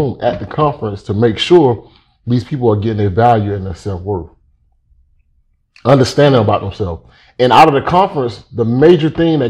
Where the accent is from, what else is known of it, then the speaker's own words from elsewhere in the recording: Miami, Florida, United States; also born or lived in Pahokee, Florida; I was born and raised in Miami, Florida.